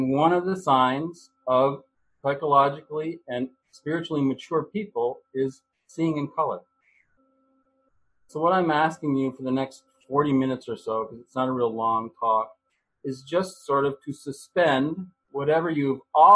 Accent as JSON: {"language": "English", "country": "United States", "said": "As an American, I was raised to believe in the American dream"}